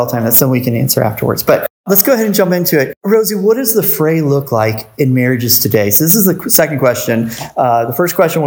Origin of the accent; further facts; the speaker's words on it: St. Petersburg, Florida, United States; I came from St. Pete, which is a lot bigger than Ellisville